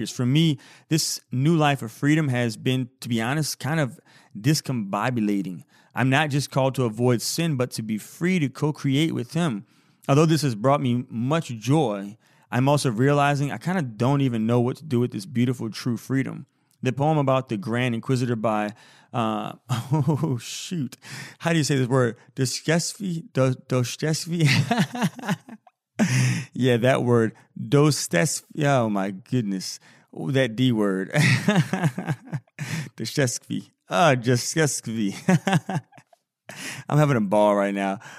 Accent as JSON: {"language": "English", "country": "India", "said": "although I'm Indian"}